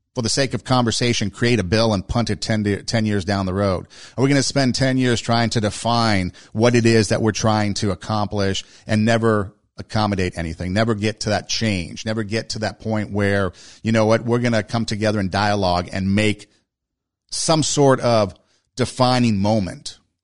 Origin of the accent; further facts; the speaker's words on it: United States; We in America